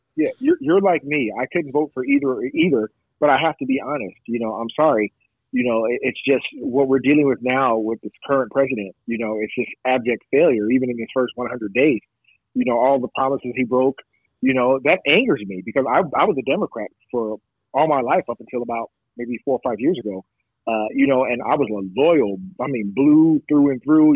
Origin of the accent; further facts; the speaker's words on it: Long Beach, California, United States; I'm from the Long Beach Unified School District